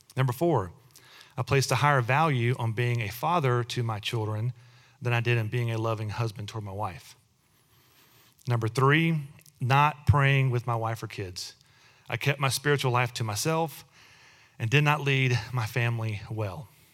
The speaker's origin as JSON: {"language": "English", "region": "Texas", "country": "United States", "tie": "born or raised there", "said": "both Amy and I were born and raised in Texas."}